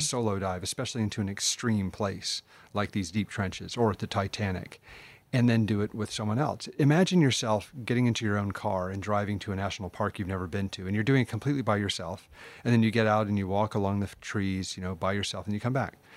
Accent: United States; I'm American

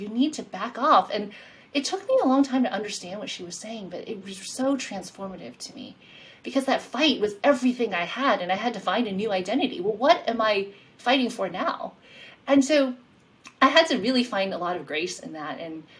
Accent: Queens, New York, United States; And in my mind, I would think New York, because I'm from New York. I grew up in Queens.

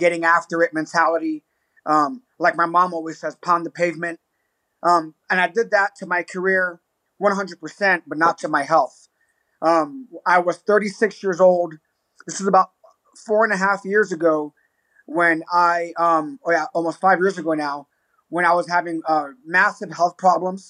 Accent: New York City, New York, United States; now in Albuquerque, United States; Puerto Rican, born and raised in the South Bronx, Hunts Point, New York City

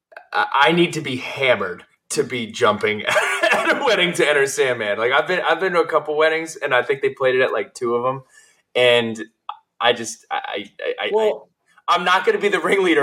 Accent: New Jersey, United States; I'm from New Jersey.

